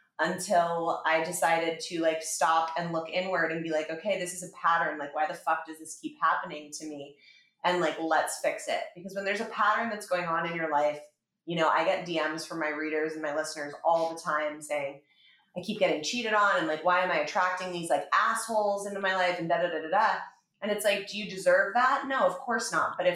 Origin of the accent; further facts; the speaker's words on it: Los Angeles, California, United States; I grew up in Los Angeles with my mom and my dad.